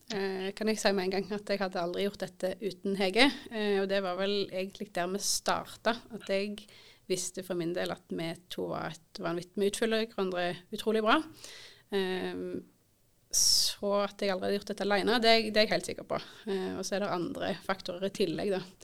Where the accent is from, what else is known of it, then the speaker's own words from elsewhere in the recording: Indre Erfjord, Rogaland, Norway; moved away as an adult; Jeg er født og oppvokst i Indre Erfjord